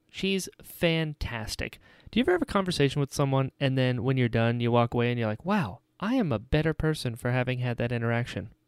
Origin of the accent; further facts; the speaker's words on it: Southern Florida, United States; also born or lived in North Carolina; I was born in North Carolina, but I was raised in Southern Florida